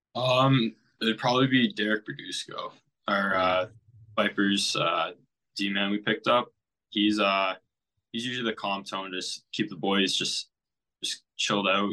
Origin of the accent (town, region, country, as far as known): Amherstburg, Ontario, Canada; born or raised there